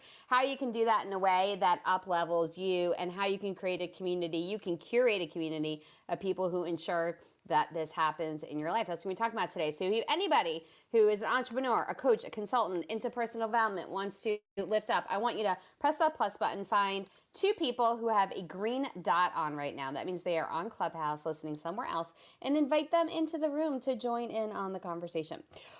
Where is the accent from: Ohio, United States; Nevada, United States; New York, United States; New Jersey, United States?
New Jersey, United States; now in Georgia, United States; It's why I am originally from the Northeast. I moved to Georgia, where I live now, from New Jersey.